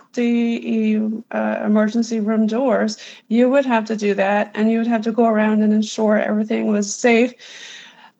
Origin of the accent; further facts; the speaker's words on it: Newfoundland and Labrador, Canada; moved away as an adult; also born or lived in United States; I am a Newfoundlander, but I also lived in the USA for 23 years doing travel